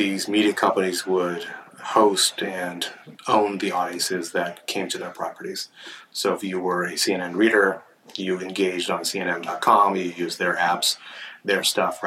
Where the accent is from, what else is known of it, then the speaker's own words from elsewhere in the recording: Milpitas, California, United States; now in San Francisco, United States; I grew up about 50 miles south of here, so in a town called Milpitas, which is sort of sandwiched in between San Jose and Mountain View